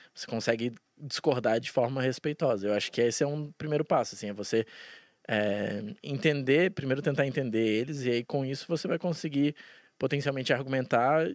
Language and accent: Portuguese; Brasília, Federal District, Brazil; moved away as an adult; now in Curitiba, Brazil; Eu nasci em Brasília e daí com um ano a gente se mudou e tal, por causa do trabalho do meu pai e tal. Aí a gente voltou quando eu tinha oito. E aí eu fiquei lá até os meus 27.